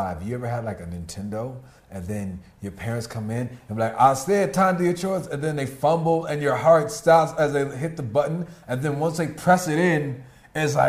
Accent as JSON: {"language": "English", "country": "United States", "said": "I'm American"}